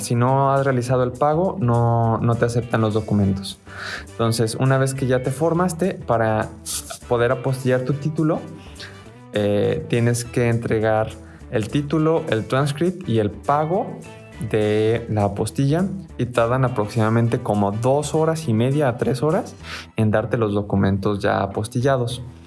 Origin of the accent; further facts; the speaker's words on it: Mexico; somos de México